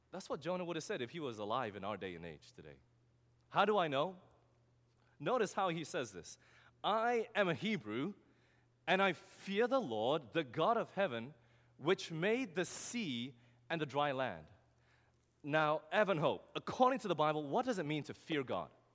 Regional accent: Australia; moved away; I'm from Australia

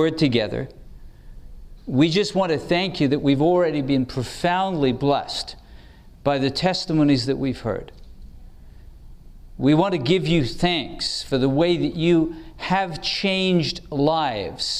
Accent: England, United Kingdom; I grew up in England where the tradesmen learned in what we called apprenticeships

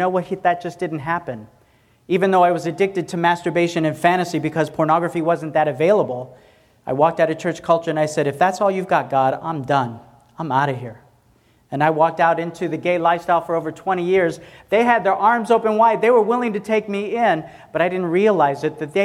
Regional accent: Tennessee, United States; I'm a country boy, I'm from Tennessee.

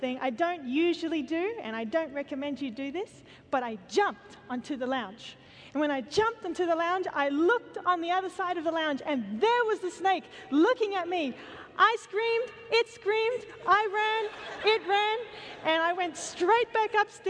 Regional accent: Australia; I come from Australia

